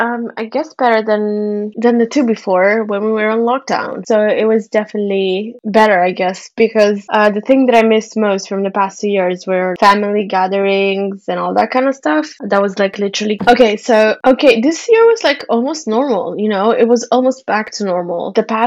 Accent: Italy; English is a second language; I was born and raised in Italy, so my speaking Arabic like a native comes from listening to two natives speaking

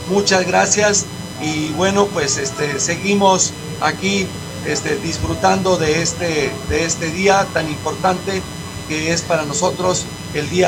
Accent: Mexico; para nosotros los mexicanos

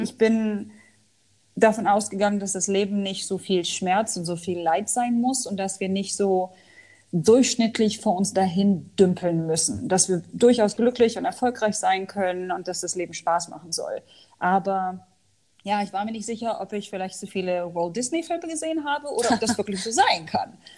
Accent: Hanover, Lower Saxony, Germany; moved away as an adult; also born or lived in Al Ain, United Arab Emirates / Dubai, United Arab Emirates; Also ich komme ursprünglich aus Hannover, habe dort auch Sozialwissenschaften studiert

